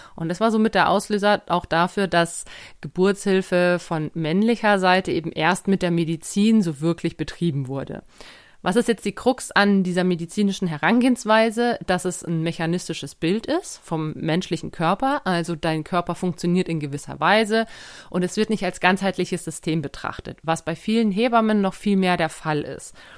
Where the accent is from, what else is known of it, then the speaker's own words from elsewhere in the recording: Germany; bei uns in Deutschland